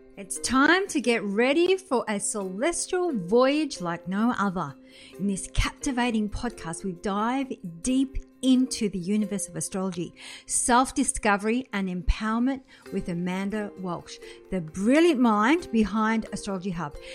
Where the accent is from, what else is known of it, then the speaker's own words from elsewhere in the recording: France; moved away; I was born in France